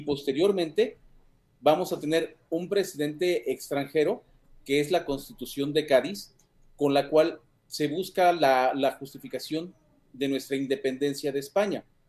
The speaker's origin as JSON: {"language": "Spanish", "country": "Mexico", "said": "toda nuestra identidad como mexicanos debe de reforzarse"}